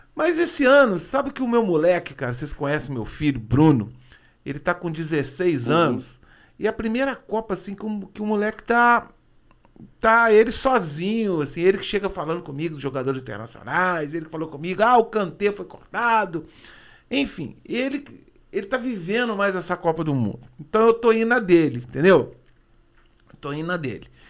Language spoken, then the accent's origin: Portuguese; Brazil; Eu nasci aqui